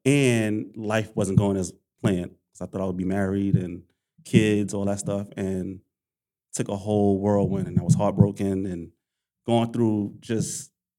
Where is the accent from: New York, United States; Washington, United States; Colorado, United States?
New York, United States; Harlem; From Harlem, New York. Grew up everywhere. Went to high school in Queens.